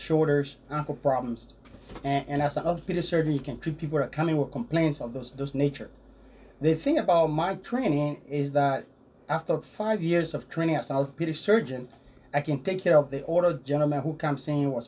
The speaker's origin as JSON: {"language": "English", "country": "Liberia", "tie": "born or raised there", "also_born_or_lived": "Wichita, United States", "moved": "yes", "lives_now": "United States", "said": "as you can hear my accent, I grew up in a small town in West Africa, a small country called Liberia. That's where I grew up."}